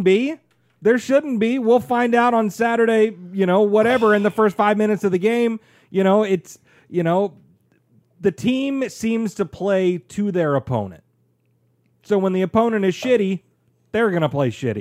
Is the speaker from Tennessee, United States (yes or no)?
yes; Middle Tennessee, United States; I grew up here in Middle Tennessee